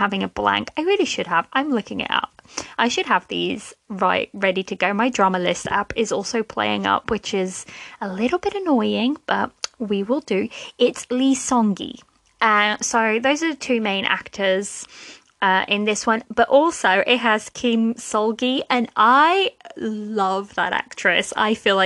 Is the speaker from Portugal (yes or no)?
yes; Portugal; now in United Kingdom; I live in the UK, but I'm originally from Portugal